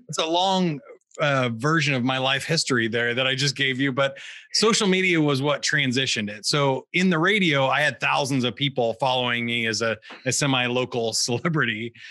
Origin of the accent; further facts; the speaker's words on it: Kansas City, Missouri, United States; I grew up in in the Missouri side of Kansas City